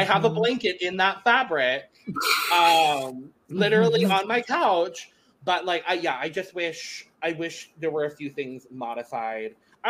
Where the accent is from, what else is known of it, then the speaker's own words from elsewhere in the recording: Arizona, United States; being born and raised in Arizona